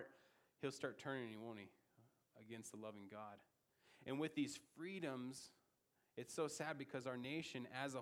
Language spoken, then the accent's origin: English; United States; as an American